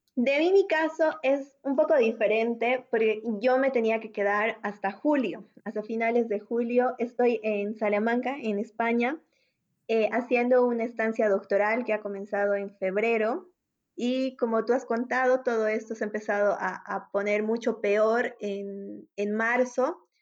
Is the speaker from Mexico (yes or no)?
no; Bolivia; moved away as an adult; now in Spain; nosotros somos bolivianos y actualmente tanto Adrián como yo estamos viviendo en el exterior